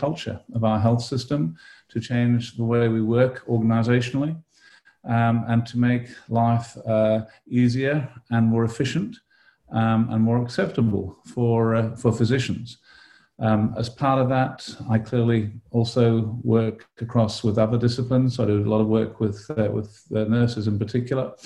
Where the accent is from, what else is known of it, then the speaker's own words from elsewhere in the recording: United Kingdom; moved away as an adult; also born or lived in London, United Kingdom / Australia; now in Davis, United States; I was born and brought up in Britain and went to medical school in London at University College London